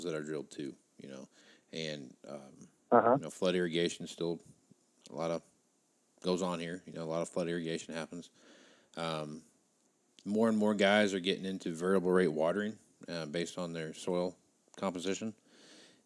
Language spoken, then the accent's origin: English; South Central Kansas, United States; now in Scottsbluff, United States; I'm from South Central Kansas